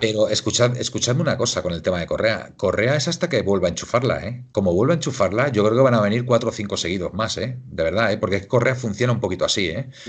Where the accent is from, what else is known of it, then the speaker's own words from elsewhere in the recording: Castile, Spain; Yo soy castellano, me considero castellano